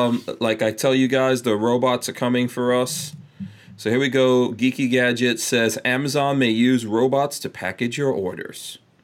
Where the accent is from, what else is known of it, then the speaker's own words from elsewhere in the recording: New York, United States; moved away; So when I was growing up in New York and I would go to the airport to pick up someone